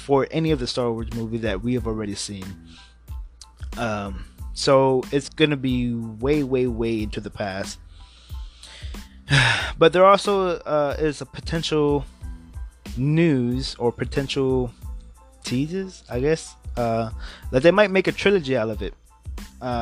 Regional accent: Houston, Texas, United States; it's about my hometown team

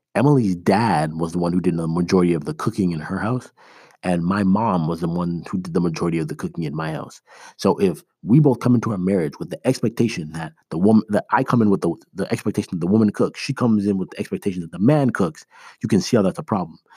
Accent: Toronto, Ontario, Canada; moved away as an adult; also born or lived in Iowa, United States; now in United States; I am originally from Toronto. That's where my parents still live. I live in the States now

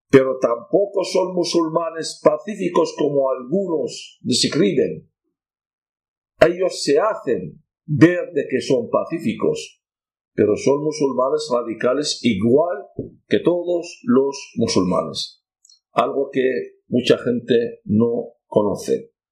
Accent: Basra, Basra Governorate, Iraq; Spanish is a second language; moved away as an adult; also born or lived in Nineveh, Iraq; now in Spain; soy cristiano católico caldeo, con mucha honra. He nacido en la ciudad de Nínive, en el norte de Irak, una ciudad bíblica Criado educado en el sur del país, en Basora, cerca de Ur de los Caldeos, también es una zona bíblica.

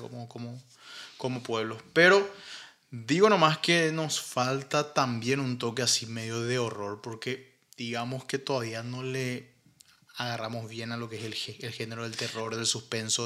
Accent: Paraguay; nosotros como como paraguayos no tenemos una obra así

